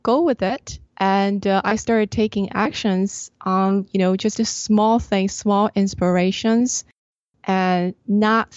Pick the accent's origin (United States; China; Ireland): China; I grew up in China.